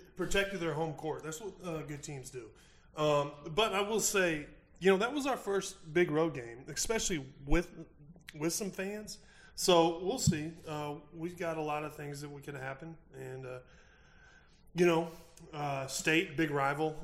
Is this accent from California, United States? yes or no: no; Missouri, United States; I'm from Missouri. I pull for the Cardinals.